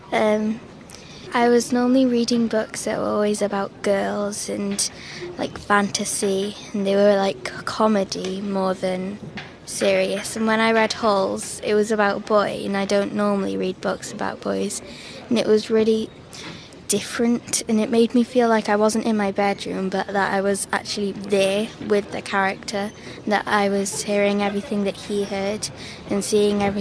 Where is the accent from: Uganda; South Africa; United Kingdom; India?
United Kingdom; Cardiff, Wales; Ellen and I come from Cardiff.